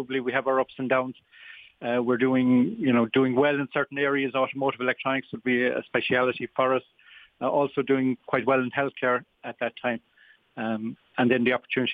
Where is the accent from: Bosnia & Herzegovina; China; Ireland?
Ireland; Tralee, Munster; moved away as an adult; also born or lived in Limerick / Shannon, County Clare; I'm a Kerryman by birth. I'm from Tralee originally.